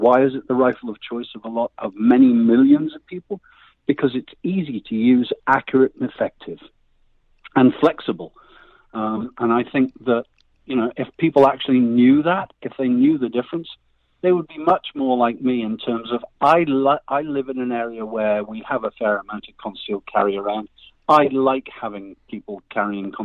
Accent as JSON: {"language": "English", "country": "United Kingdom", "moved": "yes", "lives_now": "United States"}